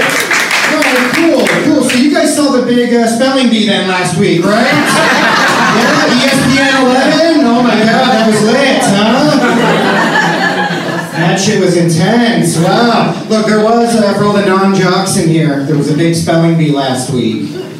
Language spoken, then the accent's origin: English; India; A friend of mine asked me, I'm Indian.